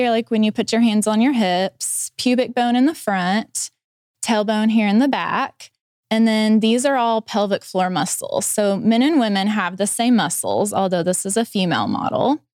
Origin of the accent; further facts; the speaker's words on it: Gentry, Arkansas, United States; also born or lived in Fort Smith; I grew up in Gentry.